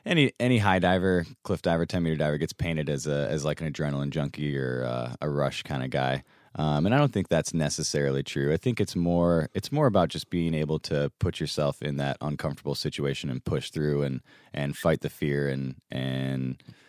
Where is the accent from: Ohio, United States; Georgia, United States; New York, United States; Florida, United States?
Ohio, United States; Sylvania; also born or lived in Ann Arbor, Michigan; I grew up in Northwest Ohio.